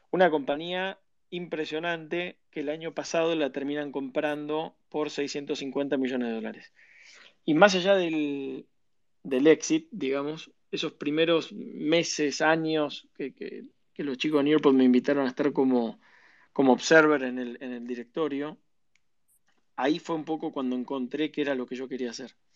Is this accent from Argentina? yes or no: yes; Buenos Aires, Argentina; also born or lived in Mexico / Venezuela; yo eh, nací en Buenos Aires, de chico viví en, vivimos en, en, México, cinco años, en Venezuela, cuatro años, eh, por laburo de mi viejo, expatriado y demás. Y después yo terminé el colegio en Argentina